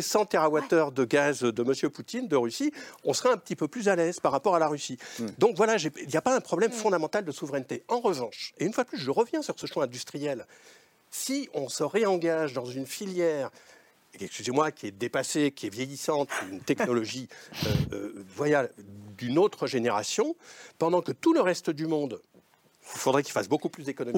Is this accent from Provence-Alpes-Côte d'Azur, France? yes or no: no; Lozère, Occitania, France; je suis plutôt de la Lozère que du Lot